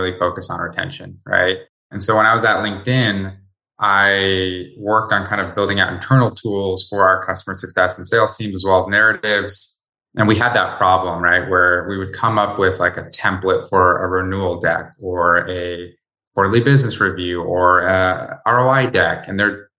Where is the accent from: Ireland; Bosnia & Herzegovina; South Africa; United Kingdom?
Bosnia & Herzegovina; Sarajevo, Federation of Bosnia and Herzegovina; now in United States; I'm originally from Sarajevo, Bosnia